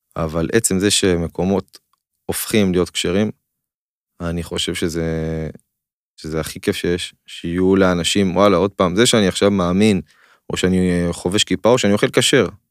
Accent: Israel

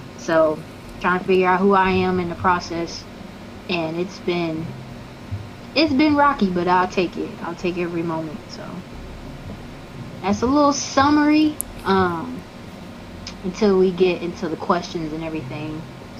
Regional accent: Lima, Ohio, United States; Born and raised in Lima, Ohio.

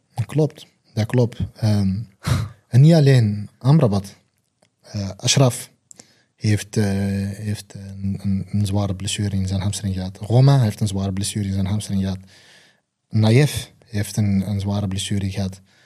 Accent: Belgium; Ik ben zelf Belg

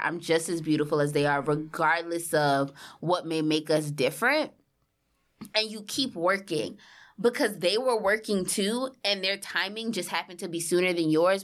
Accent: New Orleans, Louisiana, United States; moved away as an adult; now in New York City, United States; I'm from New Orleans, moved to New York City for school

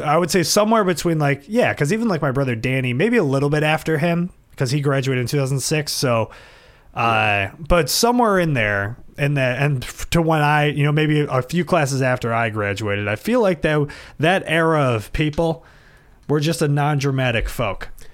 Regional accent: Buffalo, New York, United States; we grew up in South Buffalo and went to South Buffalo Catholic School

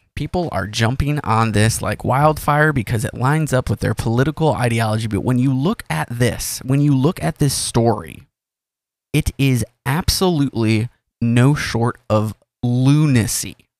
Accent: United States; as an American

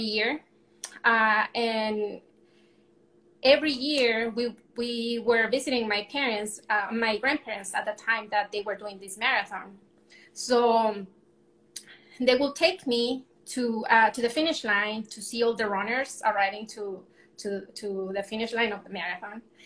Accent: Mexico; moved away as an adult; now in Arizona, United States; I was born and raised in Mexico, and I currently live in Arizona. I've been in the U.S. for about 11 years now

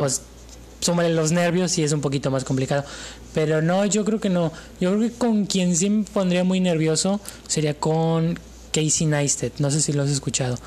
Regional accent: Mexico; Yo soy mexicano

